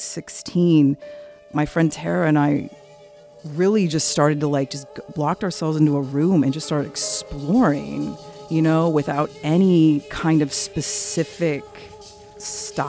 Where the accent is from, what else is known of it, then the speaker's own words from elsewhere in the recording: Decatur, Illinois, United States; I grew up in Decatur, Illinois